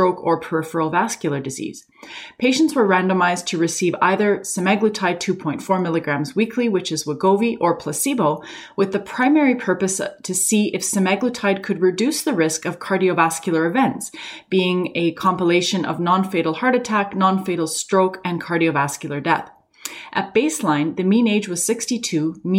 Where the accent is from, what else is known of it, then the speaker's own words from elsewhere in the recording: Canada; I'm a Canadian physician